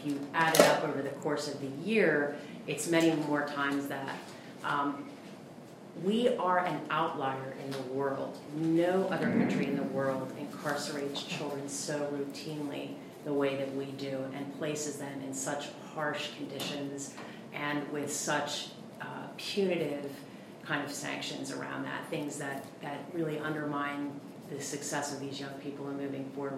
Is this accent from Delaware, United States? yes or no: yes; Wilmington, Delaware, United States; I was raised in Wilmington, Delaware